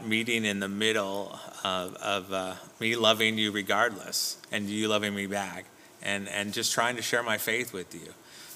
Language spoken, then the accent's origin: English; Southern California, United States; I'm from Southern California, so I brought up with the Southern California culture